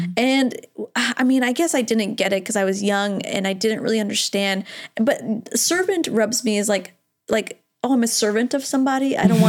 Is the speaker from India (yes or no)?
yes; India; Oh, I'm Indian. I grew up around people doing that all the time, actually.